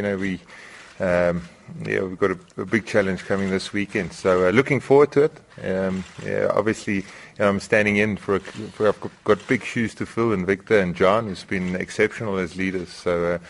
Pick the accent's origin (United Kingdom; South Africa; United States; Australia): South Africa; as a youngster growing up in South Africa